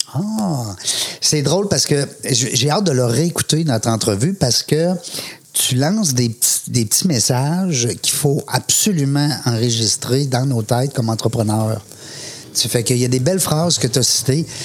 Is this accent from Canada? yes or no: yes; Quebec City, Quebec, Canada; je viens de Québec, hein, c'est ma région.